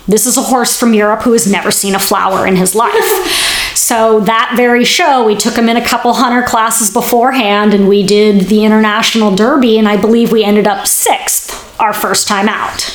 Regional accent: Bellevue, Washington, United States; moved away as an adult; also born or lived in Oregon; now in California, United States; I grew up in Seattle, Washington, a suburb just east of the city called Bellevue

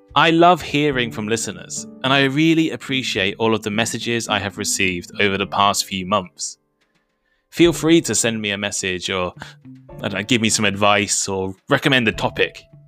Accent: a small village in the center of England, United Kingdom; moved away as an adult; also born or lived in Nottingham / Shikoku, Japan / London / Taipei, Taiwan; For the first twenty-one years of my life, I lived in England. I grew up in a small village in the center of the country

